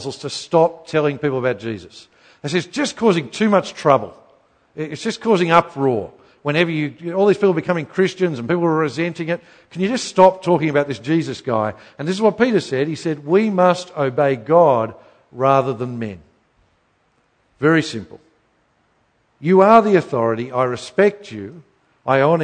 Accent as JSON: {"language": "English", "region": "Queensland", "country": "Australia", "tie": "born or raised there", "said": "I grew up in Queensland"}